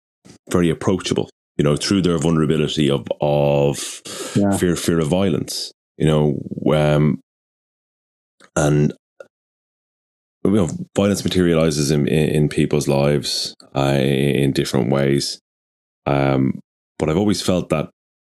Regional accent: Ireland; I'm Irish

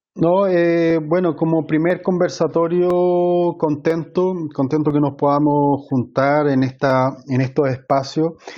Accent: Viña del Mar, Valparaíso, Chile; moved away; yo me crié en Valparaíso, en Viña del Mar

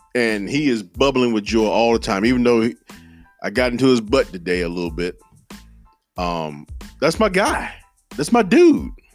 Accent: Henderson, North Carolina, United States; my hometown of Henderson, North Carolina

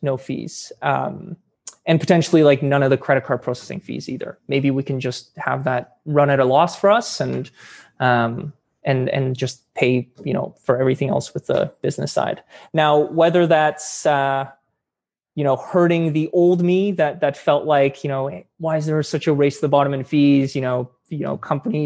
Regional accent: Edmonton, Alberta, Canada; I grew up in Edmonton

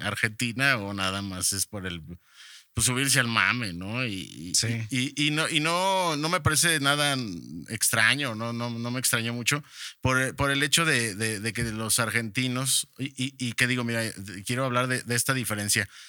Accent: Mexico

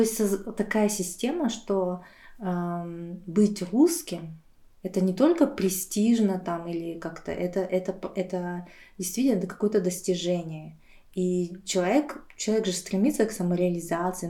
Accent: Aktobe, Aktobe Region, Kazakhstan; moved away; also born or lived in Buryatia; я просто училась в Казахстане

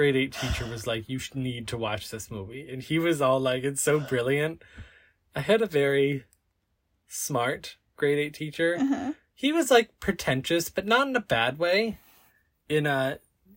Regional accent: Canada; we're Canadian

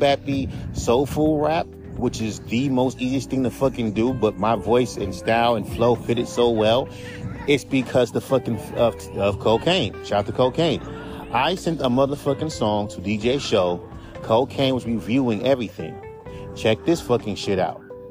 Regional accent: West Coast, United States; I'm from the West Coast

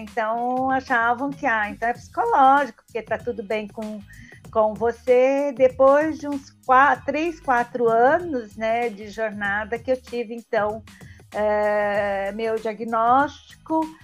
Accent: São Paulo, Brazil; sou de São Paulo

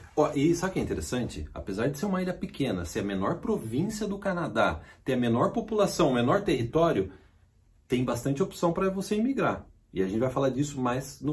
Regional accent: São João da Boa Vista, São Paulo, Brazil; São João da Boa Vista, onde eu nasci, no interior de São Paulo

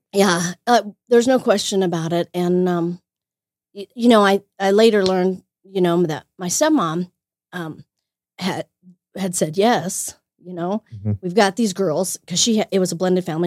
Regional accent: Wheatland, Wyoming, United States; now in Greeley, United States; I grew up in Wheatland, Wyoming

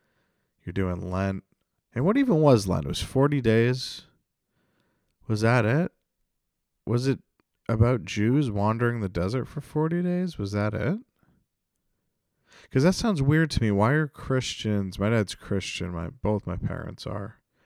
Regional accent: Canada; And I'm French Canadian, so I can say that.

